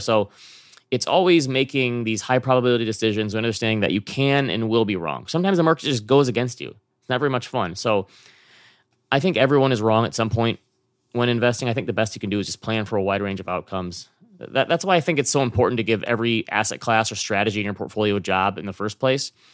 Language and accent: English; Midwest, United States; I come from the Midwest where people are generally pretty nice.